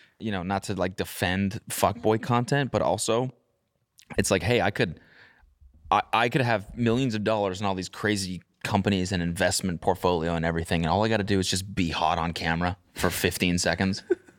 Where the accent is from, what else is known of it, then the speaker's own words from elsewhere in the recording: Canada; we're both Canadian.